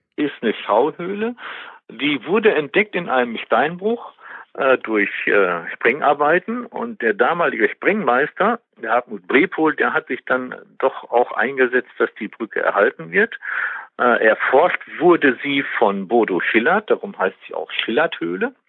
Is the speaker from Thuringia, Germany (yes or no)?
no; Westmünsterland, North Rhine-Westphalia, Germany; moved away as an adult; also born or lived in Bielefeld; now in Detmold, Germany; Ich bin ja eigentlich gebürtiger Westmünsterländer, komme also von der holländischen Grenze